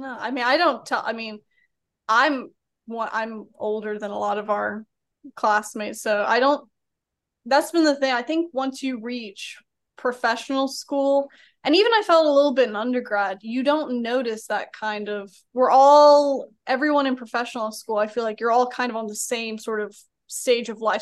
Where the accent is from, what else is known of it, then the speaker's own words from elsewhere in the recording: Birmingham, Alabama, United States; also born or lived in Atlanta, Georgia; I'm from Birmingham, but, uh, was out over there in Georgia for four years